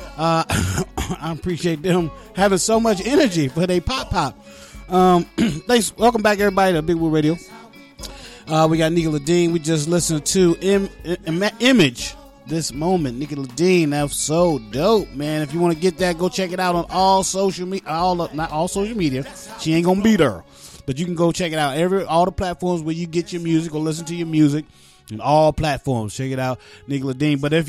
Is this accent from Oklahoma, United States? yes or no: no; West Virginia, United States; I'm from West Virginia